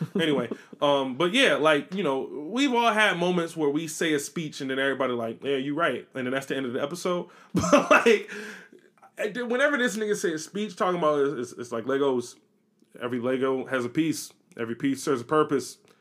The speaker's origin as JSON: {"language": "English", "country": "United States", "said": "I'm American"}